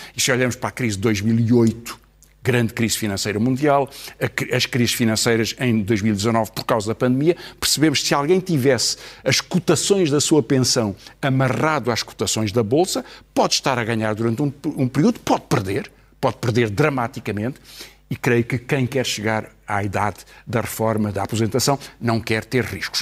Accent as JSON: {"language": "Portuguese", "country": "Portugal", "said": "os 10 milhões de portugueses, um pouco mais de 10 milhões que somos"}